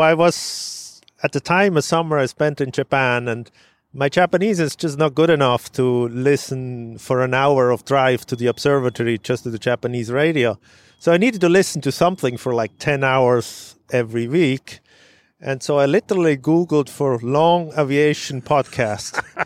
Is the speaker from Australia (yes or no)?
no; Switzerland; moved away as an adult; now in Syracuse, United States; I grew up in Switzerland